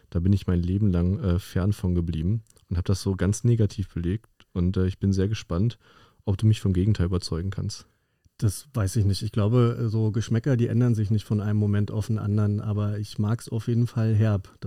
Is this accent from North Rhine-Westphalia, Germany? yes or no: yes; North Rhine-Westphalia, Germany; Okay, ich komme aus dem Ruhrgebiet, ich würde sagen, da gibt es ähnliche Kategorien.